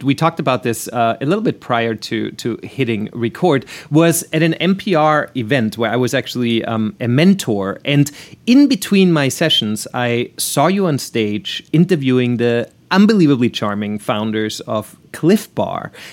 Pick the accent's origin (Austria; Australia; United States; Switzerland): Austria; moved away; my home country of Austria